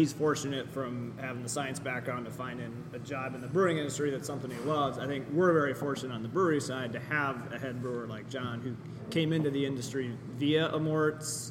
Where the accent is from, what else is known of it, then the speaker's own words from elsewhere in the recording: Ann Arbor, Michigan, United States; I'm lifelong Michigander, born and raised in Ann Arbor.